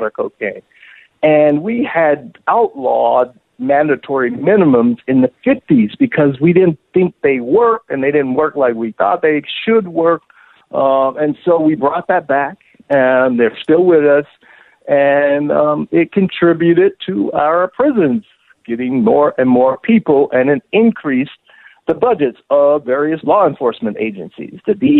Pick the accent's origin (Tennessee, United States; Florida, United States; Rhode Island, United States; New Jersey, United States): Florida, United States; Miami; I'm from Miami, and so I grew up in a household where, for example, my mother, she ran numbers